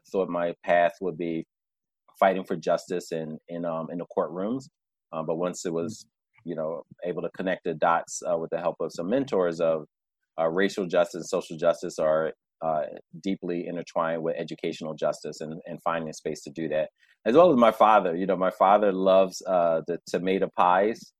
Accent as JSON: {"language": "English", "region": "New York", "country": "United States", "tie": "born or raised there"}